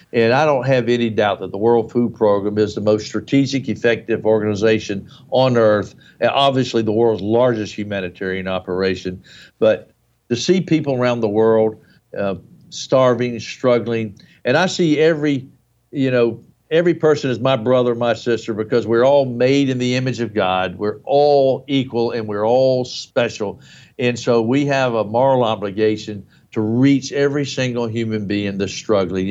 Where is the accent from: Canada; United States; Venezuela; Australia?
United States; in the United States, my home country